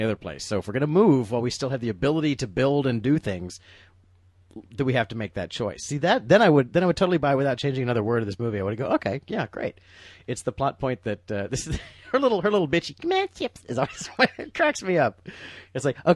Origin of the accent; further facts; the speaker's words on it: United States; as an American